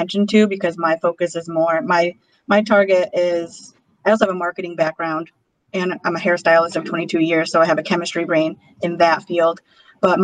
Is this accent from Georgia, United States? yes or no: no; Western New York, United States; now in Brooklyn, United States; I'm from Western New York, so I'm just in this area in general